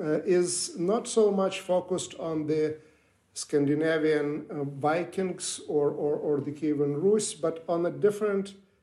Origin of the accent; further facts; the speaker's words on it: Ukraine; also born or lived in Russia; now in United States; I come from Ukraine.